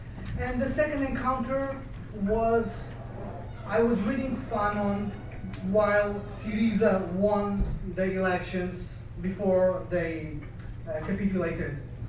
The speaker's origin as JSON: {"language": "English", "country": "Portugal", "moved": "yes", "said": "I'm from Portugal, and I'm a son of the decolonial movement of the African colonies."}